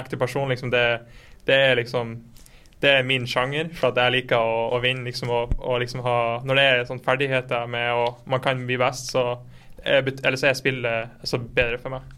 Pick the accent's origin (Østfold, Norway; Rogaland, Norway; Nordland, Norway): Nordland, Norway; Fauske; now in Berlin, Germany; jeg kommer fra Fauske, liten by i Nordland på siden av Bodø.